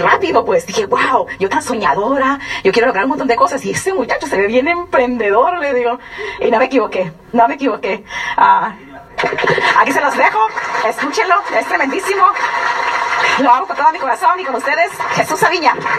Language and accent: Spanish; San Luis Río Colorado, Sonora, Mexico; also born or lived in Durango; nací en Sonora, en San Luis Río Colorado, Sonora, pero mi, sangre, mi raza, soy duranguense